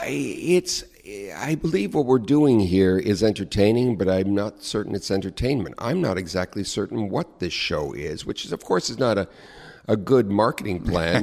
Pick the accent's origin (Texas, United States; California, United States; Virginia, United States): California, United States; Long Beach; now in New York, United States; I grew up in Southern California in a, uh, suburban community.